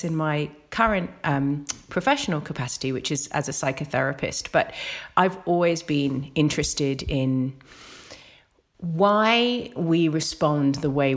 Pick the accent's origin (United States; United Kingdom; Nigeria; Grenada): United Kingdom; accent: British; now in Australia; I came out of university, that was in the UK, obviously by my accent.